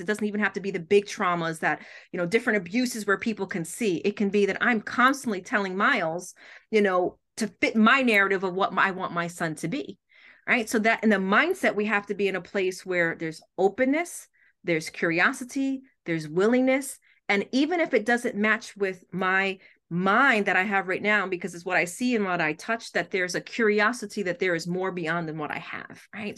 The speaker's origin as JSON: {"language": "English", "region": "New York", "country": "United States", "tie": "born or raised there", "moved": "yes", "said": "I'm originally from New York, that never left the block"}